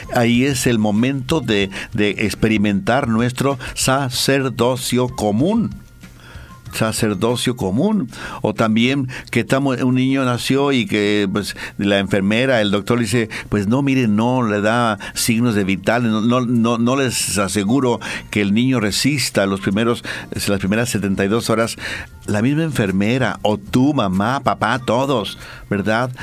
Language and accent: Spanish; Mexico; now in Bolivia; yo mexicano